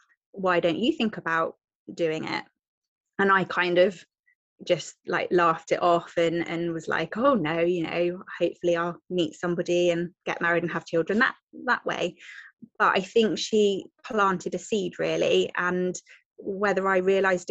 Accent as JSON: {"language": "English", "area": "Devon", "region": "South West England", "country": "United Kingdom", "said": "I am from Devon in the southwest."}